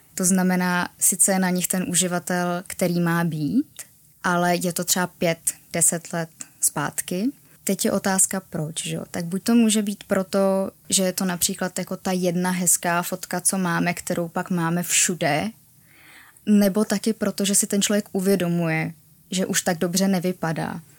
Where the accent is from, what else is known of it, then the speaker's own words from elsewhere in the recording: Prague, Czechia; já jsem z Prahy